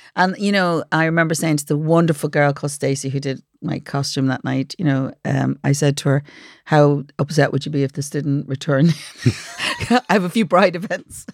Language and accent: English; Dublin, Leinster, Ireland; also born or lived in Ballymun; I was born in Ballymun, but I lived in Finglas mostly, so maybe maybe Finglas Rose.